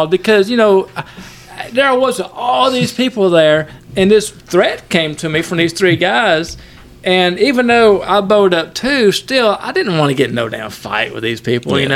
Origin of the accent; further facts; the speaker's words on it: Haddock, Georgia, United States; accent: Haddock; my Haddock accent